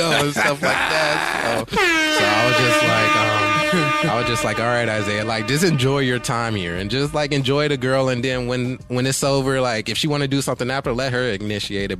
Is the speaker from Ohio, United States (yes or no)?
yes; Cleveland, Ohio, United States; now in California, United States; I'm from Cleveland. Okay, but okay. I did high school out here in Cali.